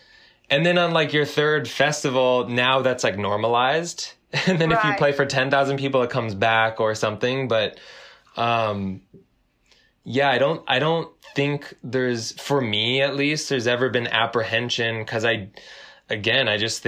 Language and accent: English; Southern California, United States; we grew up in Southern California, and there was kind of like a punk and hardcore scene with shows in basements